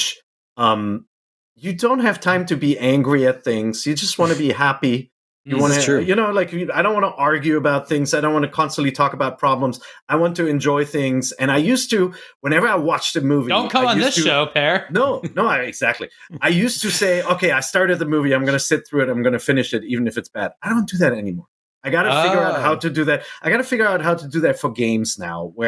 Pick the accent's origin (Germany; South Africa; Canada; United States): Germany; moved away; I grew up in Germany